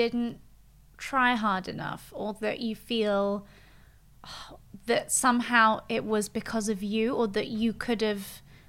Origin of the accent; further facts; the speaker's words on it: Geneva, Switzerland; moved away as an adult; now in London, United Kingdom; I grew up in Geneva and I left Geneva when I was 18.